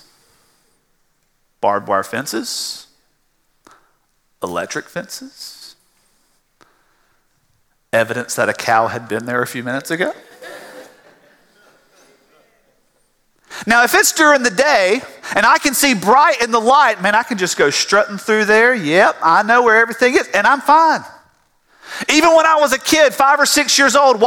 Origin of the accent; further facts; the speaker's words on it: South Georgia, United States; growing up in South Georgia on a farm